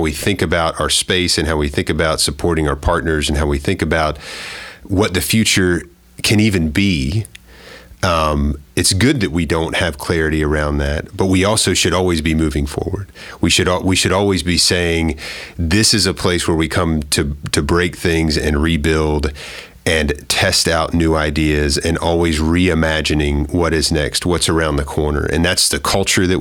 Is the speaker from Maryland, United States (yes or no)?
yes; Maryland, United States; Both of my parents were community college teachers in Maryland, growing up in Maryland